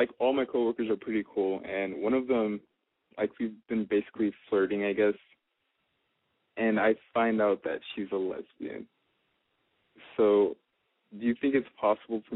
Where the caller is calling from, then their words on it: Iowa, United States; Calling from Iowa.